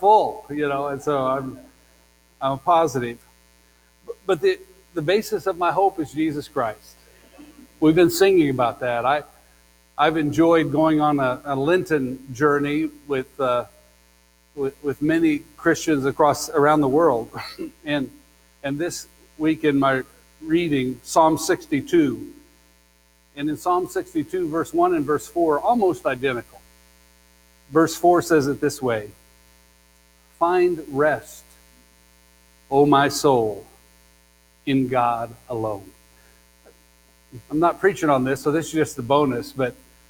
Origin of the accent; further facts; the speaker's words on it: Kansas, United States; moved away; Since I grew up in Kansas